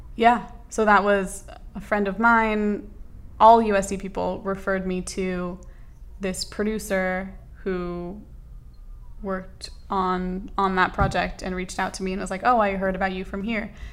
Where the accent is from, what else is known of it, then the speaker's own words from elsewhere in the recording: Los Angeles, California, United States; also born or lived in New York; I grew up in Los Angeles for the most part